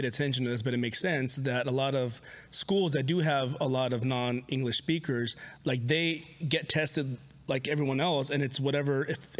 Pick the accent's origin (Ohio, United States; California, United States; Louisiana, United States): California, United States; San Jose; also born or lived in Jalisco, Mexico; But so I grew up, I'm from California, I'm from San Jose, but my family moved to Jalisco a lot.